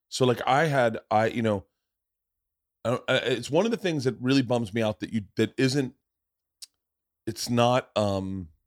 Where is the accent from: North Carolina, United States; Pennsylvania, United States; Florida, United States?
Florida, United States; Tampa; born or raised there